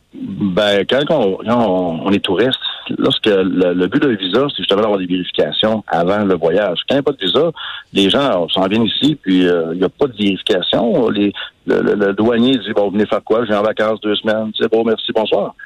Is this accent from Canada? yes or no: yes; Canada; chez nous au Canada